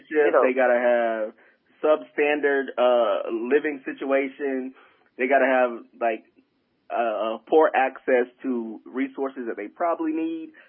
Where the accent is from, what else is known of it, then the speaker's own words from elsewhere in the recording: South Carolina, United States; moved away as an adult; also born or lived in Washington, D.C.; I'm from South Carolina, green.